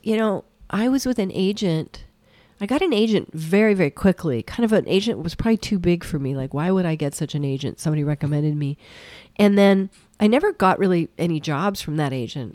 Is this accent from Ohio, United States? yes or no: no; Fruita, Colorado, United States; moved away; I grew up in Colorado.